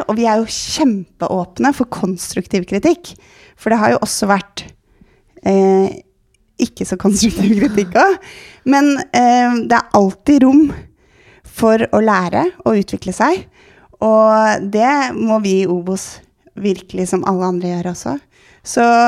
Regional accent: Oslo, Norway; jeg er jo vokst opp på Sankthanshaugen, så jeg er jo byjente

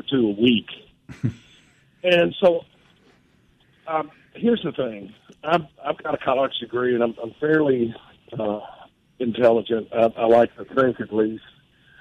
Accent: Mississippi, United States; I'm from Mississippi

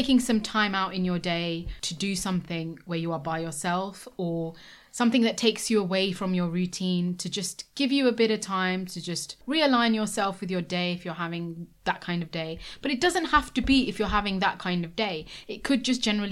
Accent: United Kingdom; we are British Asian women

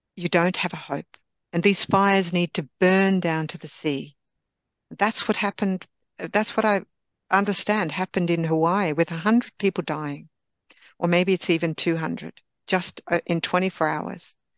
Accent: Australia; now in Sweden; I'm Australian by birth

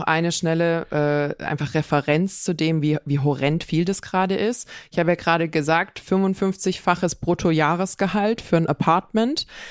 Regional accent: Swabia, Germany; bei uns in Schwaben

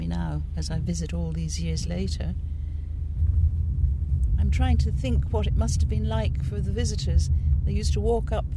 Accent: Dublin, County Dublin, Ireland; I came from the south side of Dublin

